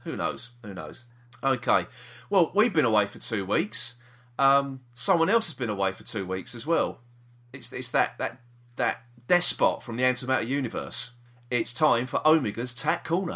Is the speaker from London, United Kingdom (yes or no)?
yes; London, United Kingdom; we're from South East London